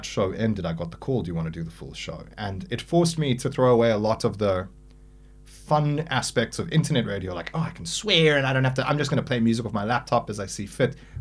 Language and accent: English; South Africa; a South African